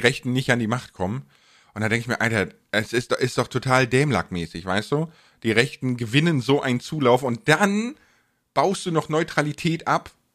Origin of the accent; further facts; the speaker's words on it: Bonn, North Rhine-Westphalia, Germany; ich komme ja aus Bonn